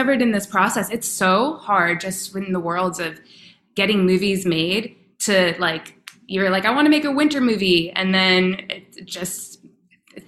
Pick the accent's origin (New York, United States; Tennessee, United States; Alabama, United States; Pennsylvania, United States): New York, United States; I'm from New York